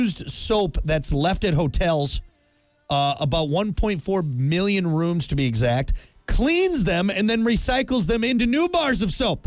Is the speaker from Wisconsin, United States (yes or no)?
yes; Wisconsin, United States; I'm from Wisconsin